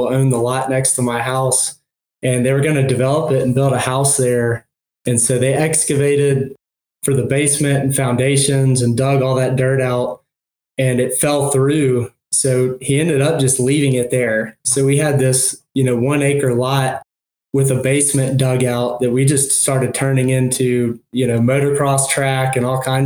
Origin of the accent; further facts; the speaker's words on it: Knoxville, Tennessee, United States; I grew up in Tennessee, in Knoxville, West Knoxville. So I lived here my entire life